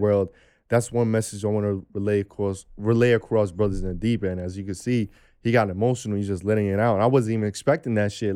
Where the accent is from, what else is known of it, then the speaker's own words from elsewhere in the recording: New York City, New York, United States; I come from New York City